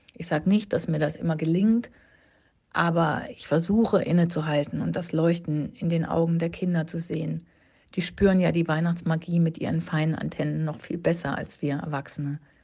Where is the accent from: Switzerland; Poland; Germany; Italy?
Germany; Baden-Württemberg; moved away; also born or lived in Berlin; im Badischen ist das, da wo ich herkomme